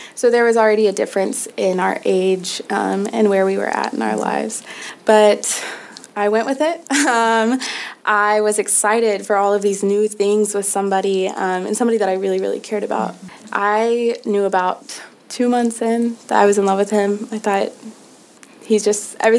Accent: Nashville, Tennessee, United States; I'm from Nashville, Tennessee

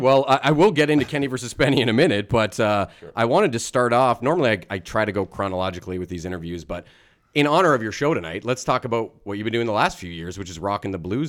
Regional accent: Canada; I would consider you a big star, but maybe that's because I'm a Canadian.

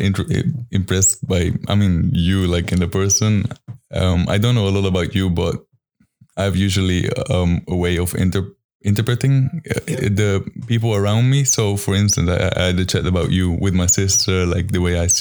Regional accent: Netherlands; I come from Holland.

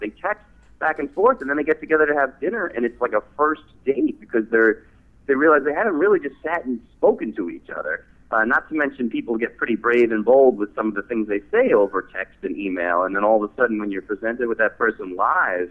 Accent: northern New Jersey, United States; moved away as an adult; also born or lived in Manhattan, New York City; now in New York City, United States; Originally from New Jersey, born in northern New Jersey and lived in Manhattan, now New York City, so sort of been an East Coaster my whole life.

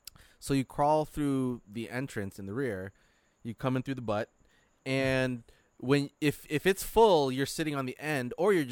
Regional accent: Philippines; well, we're Filipino, so we're short.

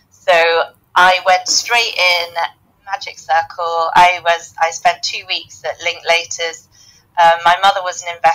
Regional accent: southern Spain, Spain; also born or lived in United Kingdom / Belgium / Germany / Hong Kong; now in Singapore; born in the UK, raised in the south of Spain, and I have lived in Belgium, Germany, Hong Kong, and now in Singapore.

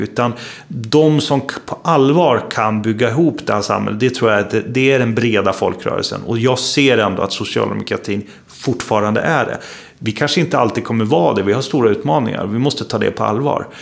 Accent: Uppsala, Uppsala County, Sweden; jag är ju uppvuxen i Uppsala. Ehm, jag är född i Uppsala, jag bor i Uppsala.

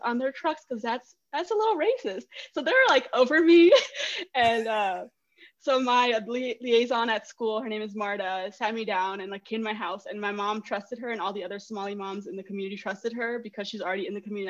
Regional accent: Greeley, Colorado, United States; I'm from Greeley, Colorado, and it's very like rural

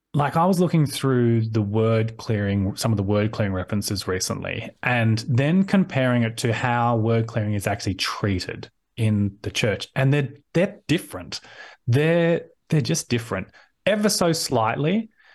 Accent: Sydney, New South Wales, Australia; I'm from, born and bred in Sydney.

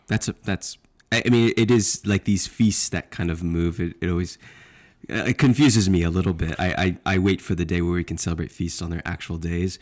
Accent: Texas, United States; I'm from Texas

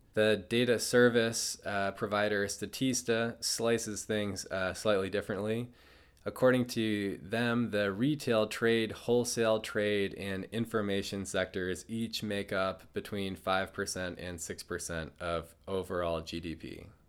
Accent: Burlington, Vermont, United States; Burlington, Vermont, my hometown

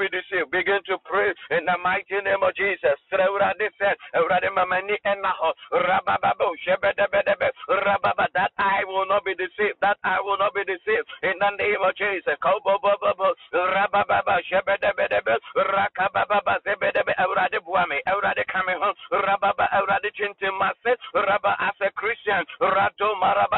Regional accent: Ghana; I'm a Ghanaian.

